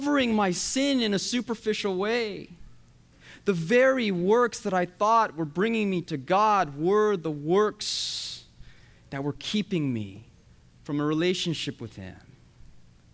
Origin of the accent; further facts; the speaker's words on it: United States; My parents are from Korea, but I was born and raised in the USA.